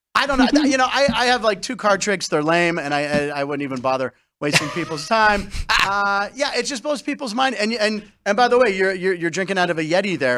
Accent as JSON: {"language": "English", "town": "Pittsburgh", "region": "Pennsylvania", "country": "United States", "tie": "born or raised there", "moved": "yes", "said": "I'm born and raised in Pittsburgh."}